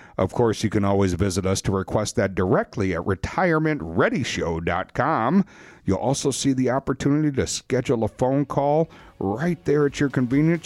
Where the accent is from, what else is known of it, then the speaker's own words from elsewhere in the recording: Wisconsin, United States; We're from Wisconsin